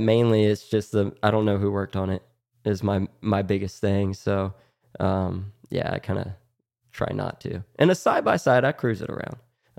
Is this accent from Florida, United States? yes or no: yes; Florida, United States; Growing up in Florida, no one really wears helmets down here.